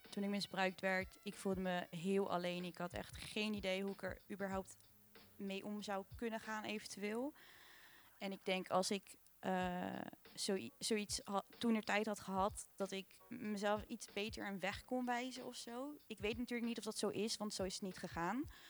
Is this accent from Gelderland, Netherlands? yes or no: no; Rotterdam, South Holland, Netherlands; ik ben 20 jaar en ik kom ook uit Delfshaven.